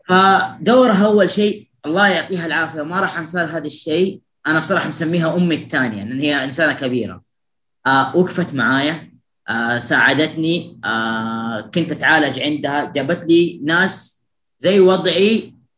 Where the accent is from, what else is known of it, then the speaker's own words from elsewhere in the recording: Jeddah, Makkah Province, Saudi Arabia; أنا من جدة